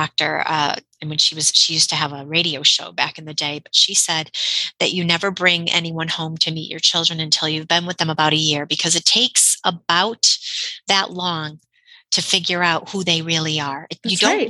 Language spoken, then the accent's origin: English; Connecticut, United States; I'm from Connecticut